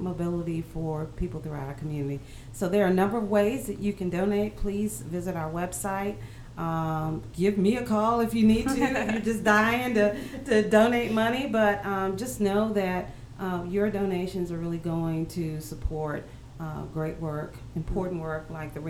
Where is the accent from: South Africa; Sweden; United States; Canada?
United States; Greenville, South Carolina; my hometown